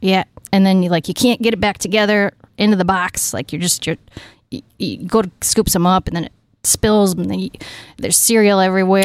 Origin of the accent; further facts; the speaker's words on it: Allegan, Michigan, United States; I grew up just a little bit south of Grand Rapids